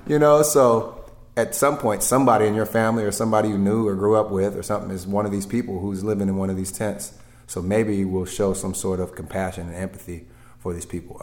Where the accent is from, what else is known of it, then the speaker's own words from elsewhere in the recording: California, United States; I'm from California, like you know, we're our own country almost.